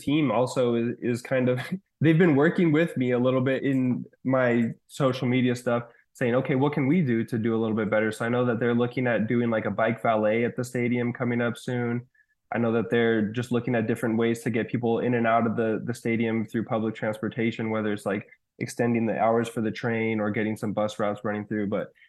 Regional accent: Colorado, United States; like I grew up in Colorado, I thought it was great, and it is great.

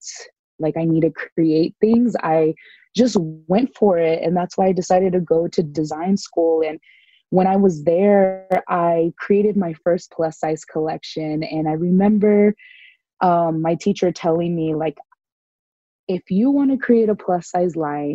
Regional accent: San Diego, California, United States; born and raised in Southern California in San Diego

